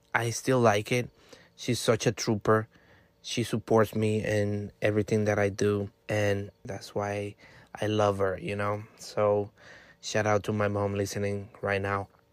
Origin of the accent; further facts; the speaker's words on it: Dominican Republic; moved away; I'm from Dominican Republic